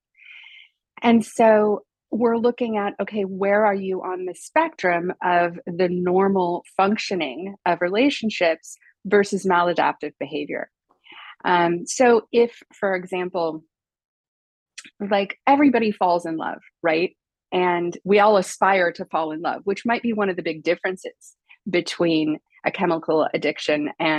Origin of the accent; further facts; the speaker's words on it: United States; moved away as an adult; also born or lived in Los Angeles; now in Paris, France; obviously I'm American, although I live in Paris